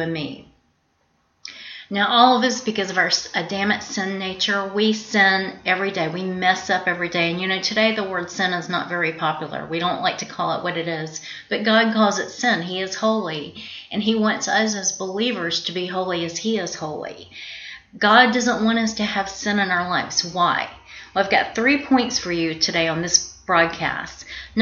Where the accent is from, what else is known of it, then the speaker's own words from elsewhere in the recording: South Georgia, United States; moved away; also born or lived in Florida; I was raised and born in Georgia, South Georgia, the deep part of the South, and I also lived a little while in Florida